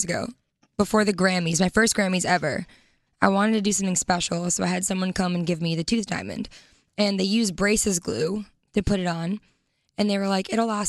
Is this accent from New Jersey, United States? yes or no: yes; New Jersey, United States; moved away as an adult; also born or lived in New York City; But I'm from Jersey